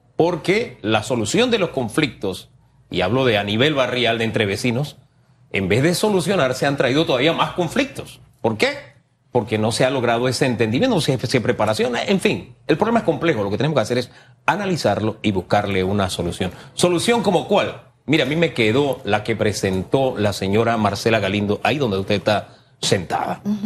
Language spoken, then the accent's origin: Spanish; Panama; nosotros como panameños y panameñas